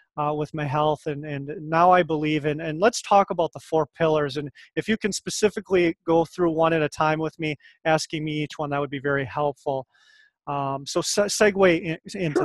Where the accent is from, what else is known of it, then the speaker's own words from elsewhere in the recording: Winona, Minnesota, United States; I'm from Minnesota originally. Uh, I grew up in uh, rural Minnesota, outside of Winona, Minnesota